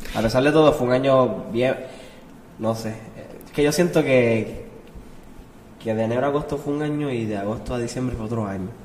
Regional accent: Arecibo, Puerto Rico; also born or lived in Quebradillas; yo soy de Quebradí, mi familia es de Quebradí, yo me crié en Arecibo y vivo en Arecibo toda mi vida.

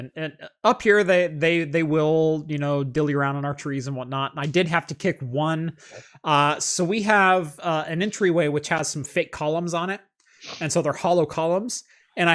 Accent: Eugene, Oregon, United States; but I grew up in the Eugene area, and especially around the U of O campus

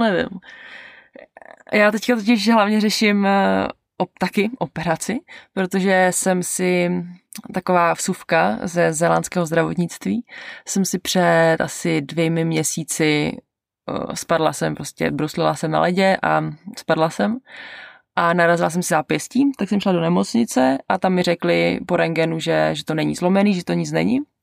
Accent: Czechia; moved away as an adult; also born or lived in Canada; now in New Zealand; do toho Česka jako domů

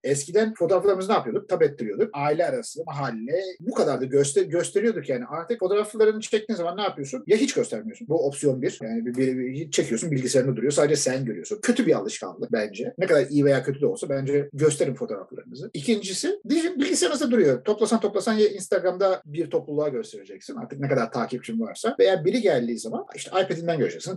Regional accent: Turkey; biz Türk'üz.

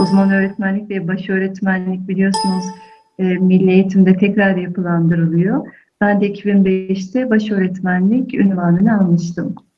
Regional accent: Elazığ, Elazığ Province, Turkey; moved away; Aslen Elazığlıyım

